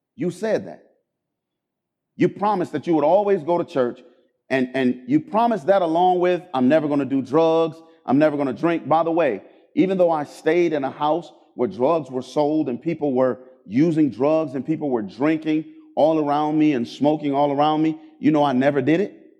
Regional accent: Cleveland, Ohio, United States; I grew up in Cleveland, Ohio

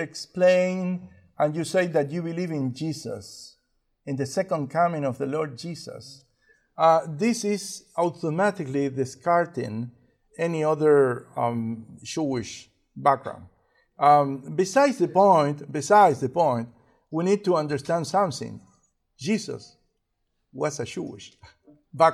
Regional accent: Uruguay; English is a second language; moved away; also born or lived in Argentina; I was born in Uruguay, and at some point I moved into Argentina.

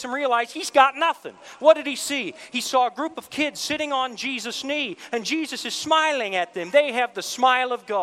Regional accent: Canada; I'm Canadian.

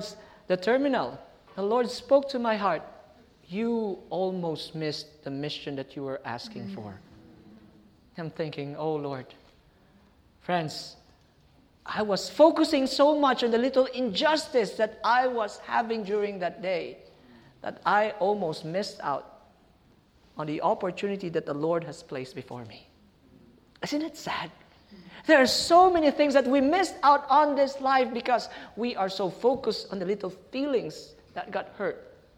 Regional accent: Pasay, Metro Manila, Philippines; I'm from Pasay, going to the airport.

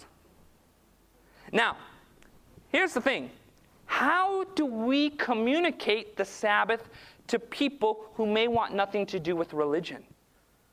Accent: Southern California, United States; I grew up in Southern California

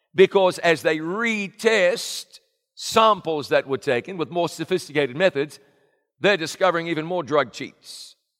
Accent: New Zealand; moved away; my hometown of Ngarawaia in New Zealand

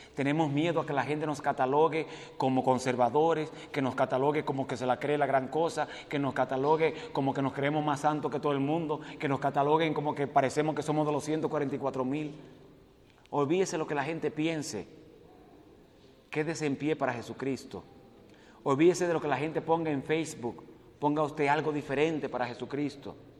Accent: Dominican Republic; moved away as an adult; also born or lived in Puerto Rico; Yo nací y me crié en la República Dominicana.

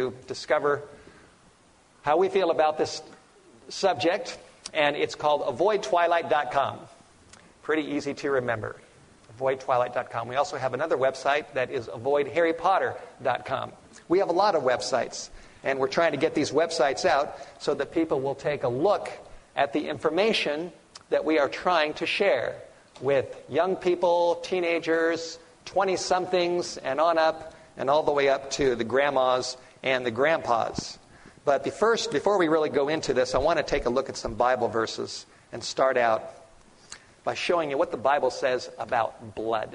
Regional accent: Los Angeles, California, United States; I grew up in the Hollywood Hills

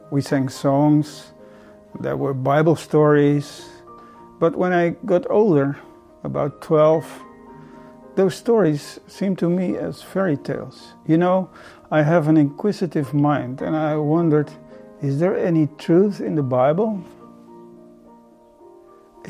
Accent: Netherlands; I'm from Holland, from a Dutch Reformed family.

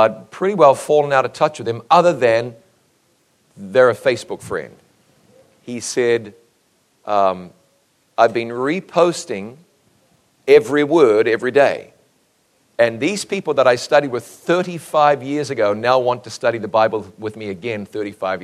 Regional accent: New Zealand; moved away as an adult; my home country of New Zealand

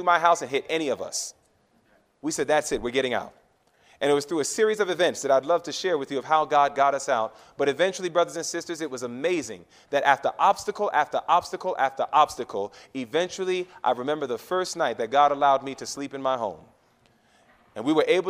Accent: New York, United States; moved away; I'm a New Yorker

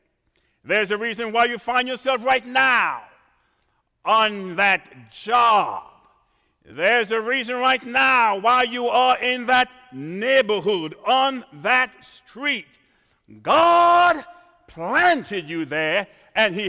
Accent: Trinidad & Tobago; moved away; I was born in the Caribbean

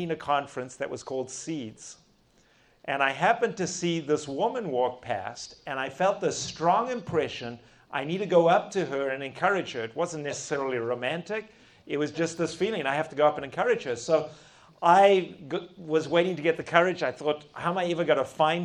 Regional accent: South Africa; accent: South African; I don't even have a Texan accent. It's a good South African accent

